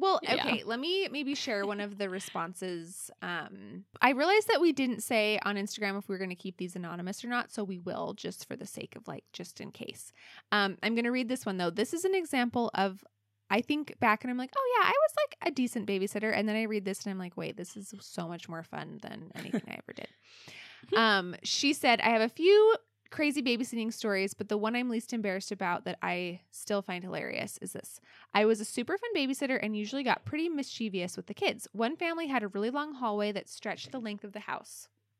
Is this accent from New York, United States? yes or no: no; Alaska, United States; We grew up in Alaska